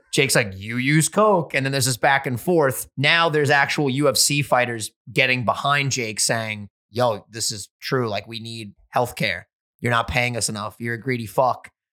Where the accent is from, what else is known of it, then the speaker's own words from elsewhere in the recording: New York, United States; We're from New York, just like Gary V.